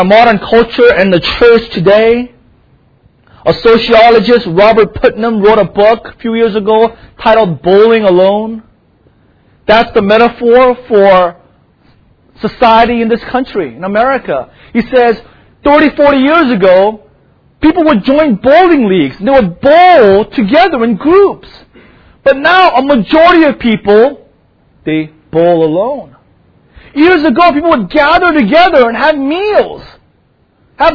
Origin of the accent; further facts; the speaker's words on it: South Korea; now in United States; for most, a bulk of my life, I grew up in Korea